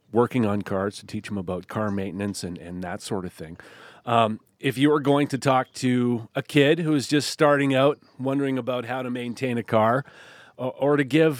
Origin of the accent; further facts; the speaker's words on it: Saskatoon, Saskatchewan, Canada; I'm from Saskatoon